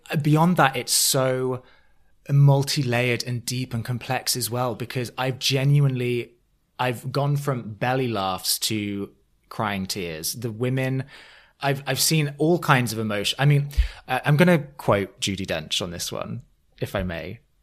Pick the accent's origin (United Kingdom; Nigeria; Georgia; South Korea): United Kingdom; England; now in New York, United States; I now live in New York. W, as an Englishman abroad